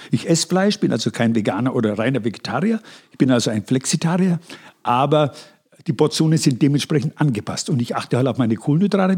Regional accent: Upper Franconia, Bavaria, Germany; accent: Upper Franconian; Unsere Dialekte unterscheiden sich nur gering. Du bist Mittelfranke, ich bin Oberfranke.

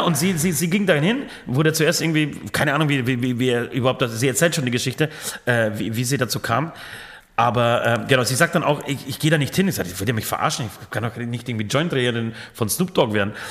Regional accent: Franconia, Bavaria, Germany; bei uns in Franken

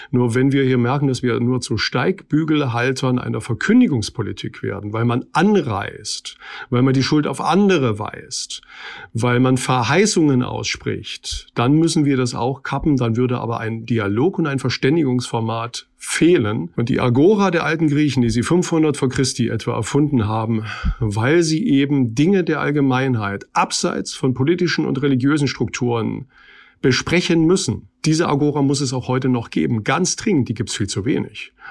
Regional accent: East Germany, Germany; Und wenn ich nun als Ossi im Osten ein zweites Mal gefordert bin

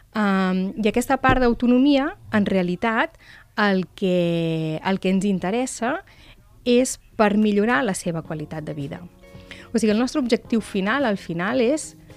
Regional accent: Manlleu, Catalonia, Spain; now in Tarragona, Spain; jo vinc de Manlleu

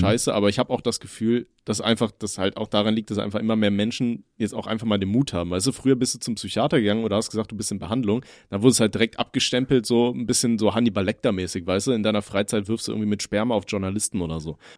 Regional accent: Germany; als Deutscher

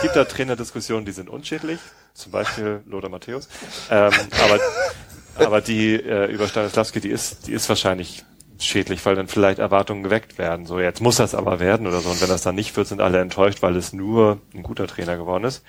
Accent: Tostedt, Lower Saxony, Germany; ich bin in Tosted aufgewachsen

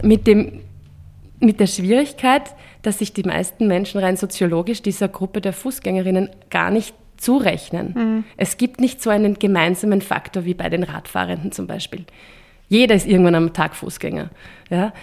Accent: Vienna, Austria; bei uns in Wien

